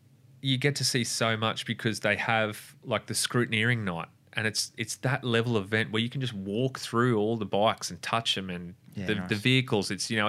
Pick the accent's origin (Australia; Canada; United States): Australia; And I was actually ashamed of myself as an Australian.